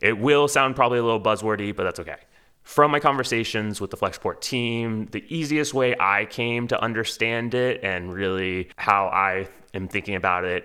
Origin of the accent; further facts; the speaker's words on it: Houston, Texas, United States; moved away; I grew up in Houston